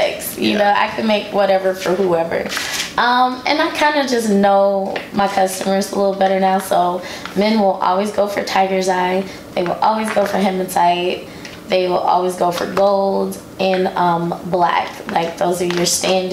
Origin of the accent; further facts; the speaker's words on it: United States; I'm American. I'm a first generation American